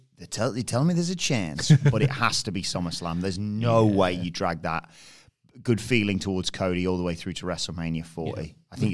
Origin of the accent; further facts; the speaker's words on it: United Kingdom; I'm a Brit abroad.